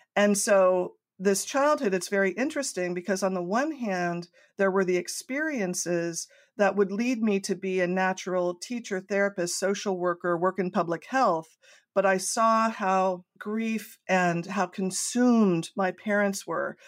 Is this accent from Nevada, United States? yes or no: no; Coronado, California, United States; I grew up in Southern California in a small island in the center of San Diego Bay, Coronado